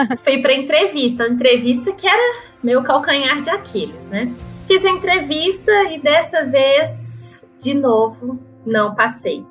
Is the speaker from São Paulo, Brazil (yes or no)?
yes; São Paulo, Brazil; eu cresci em São Paulo